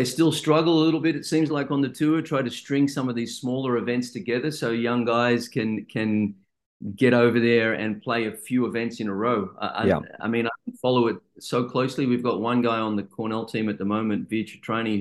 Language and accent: English; Sydney, New South Wales, Australia; moved away as an adult; also born or lived in Amsterdam / Belgium; I'm from Sydney as well